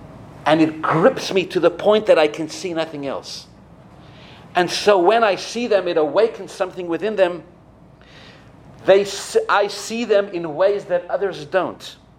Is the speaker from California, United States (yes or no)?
yes; Los Angeles, California, United States; I'm from Los Angeles, did I mention that? In Los Angeles we say, take a royal chill pill, right?